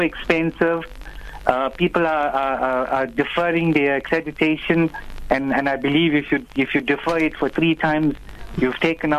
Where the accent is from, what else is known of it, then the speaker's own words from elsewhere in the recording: Durban, KwaZulu-Natal, South Africa; This is Brother … from Durban. I'm from Uksa.